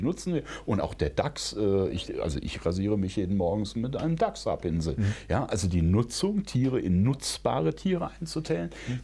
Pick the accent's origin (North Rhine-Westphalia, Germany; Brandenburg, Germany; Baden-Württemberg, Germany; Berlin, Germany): Brandenburg, Germany; ich bin ja Brandenburger